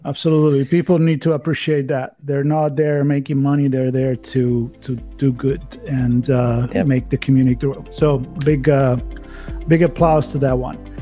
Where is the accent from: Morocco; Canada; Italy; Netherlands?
Italy; moved away; I was a, a scooter guy growing up in Italy